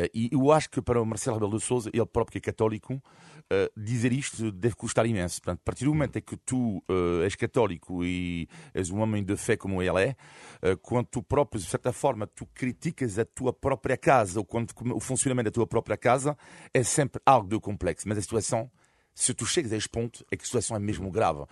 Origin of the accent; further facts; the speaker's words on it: Brittany, France; now in Portugal; eu sou de, fui cresci na Bretanha